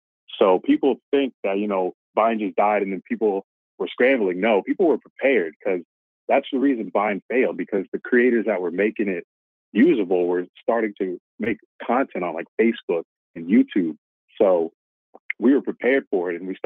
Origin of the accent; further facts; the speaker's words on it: Florida, United States; also born or lived in Pennsylvania / Boca Raton, Florida; I've been in Florida my entire life, pretty much. Moved here from Pennsylvania when I was 3